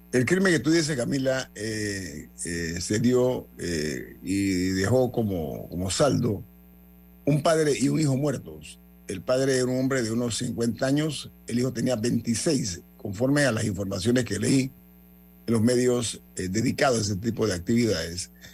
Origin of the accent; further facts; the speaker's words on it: Panama; mi orgullo como panameño